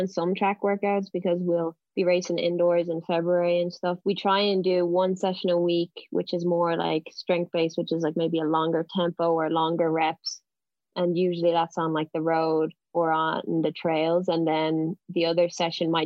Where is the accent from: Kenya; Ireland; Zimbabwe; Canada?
Ireland; Dublin, Leinster; now in Boston, United States; I'm originally from Dublin, but I train in Boston with Team New Balance Boston